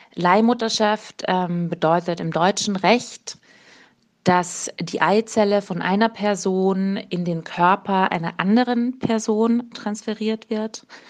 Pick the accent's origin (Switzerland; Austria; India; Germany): Austria; als Österreicherin